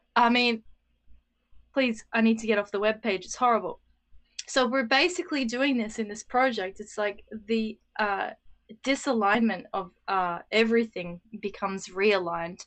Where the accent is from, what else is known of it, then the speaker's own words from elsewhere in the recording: Australia; I'm speaking from the Australian experience too